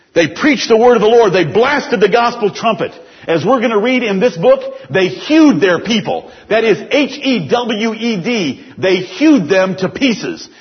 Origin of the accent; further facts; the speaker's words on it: United States; As American Christians